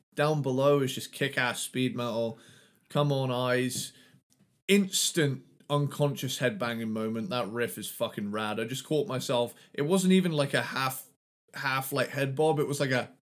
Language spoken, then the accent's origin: English; United Kingdom; I'm from Britain